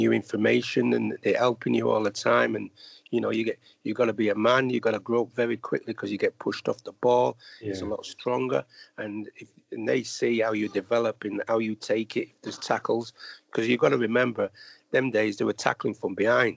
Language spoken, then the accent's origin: English; Manchester, North West England, United Kingdom; when I grew up in Manchester, it was very difficult, obviously, being I lived in an area called Longside, which is near Moss Side